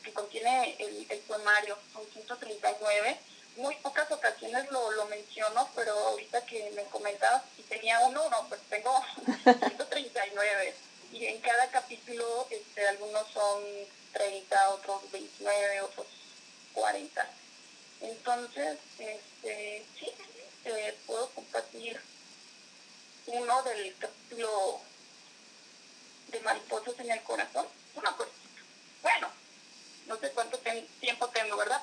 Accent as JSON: {"language": "Spanish", "town": "Atotonilco el Alto", "region": "Jalisco", "country": "Mexico", "said": "Soy de Atotonilco Lato, eh, del estado de Jalisco"}